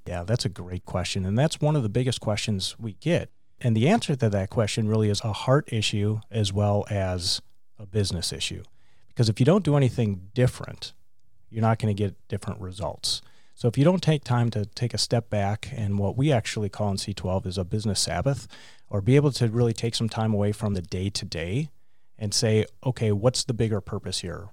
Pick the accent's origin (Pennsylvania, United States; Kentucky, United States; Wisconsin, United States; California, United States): Wisconsin, United States; Mayville; also born or lived in Cleveland, Ohio; I grew up in Wisconsin, small town called Mayville, four thousand people